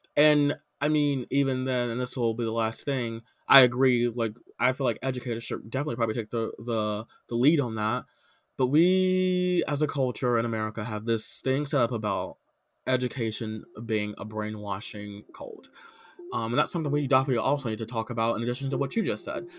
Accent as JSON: {"language": "English", "region": "the South", "country": "United States", "tie": "born or raised there", "said": "I grew up in the South"}